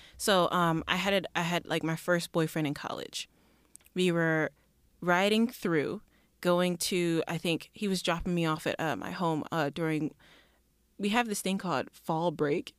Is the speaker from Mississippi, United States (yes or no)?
yes; Mississippi, United States; also born or lived in Detroit, Michigan; growing up in Mississippi, I wasn't actually born there. I was born in Detroit, Michigan